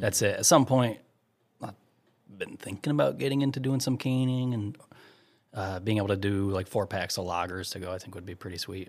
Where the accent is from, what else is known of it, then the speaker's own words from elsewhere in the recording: United States; I'm American